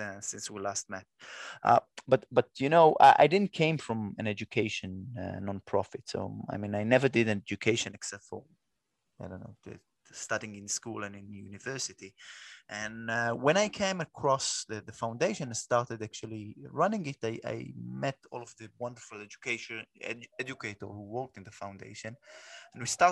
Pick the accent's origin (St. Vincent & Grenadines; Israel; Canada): Israel; first language Hebrew; English is a second language; I'm an Israeli, so my mother tongue is Hebrew